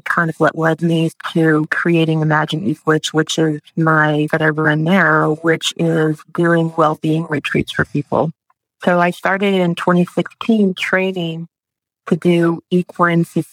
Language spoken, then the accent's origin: English; Upland, California, United States; I grew up in a place called Upland, which is off the 10 freeway